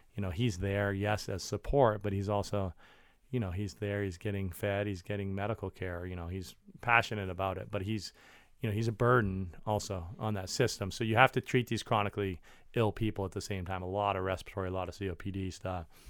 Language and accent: English; Maine, United States; moved away; I grew up in Maine.